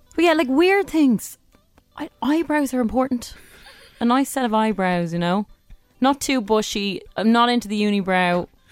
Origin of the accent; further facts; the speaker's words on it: Dublin, Leinster, Ireland; I'm from Dublin three